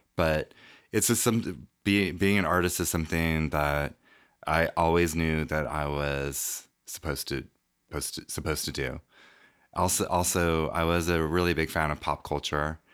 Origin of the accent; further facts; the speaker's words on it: Reno, Nevada, United States; I grew up in Reno, Nevada